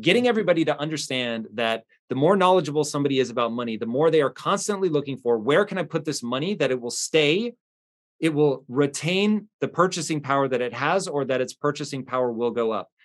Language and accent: English; United States; as an American